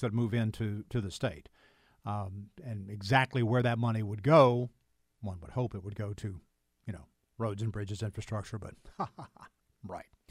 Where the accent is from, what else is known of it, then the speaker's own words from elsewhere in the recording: Anderson area, South Carolina, United States; I'm a lifer, and then some.